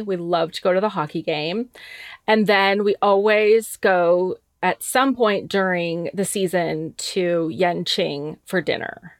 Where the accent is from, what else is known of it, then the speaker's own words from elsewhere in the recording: Caldwell, Idaho, United States; I'm originally from Caldwell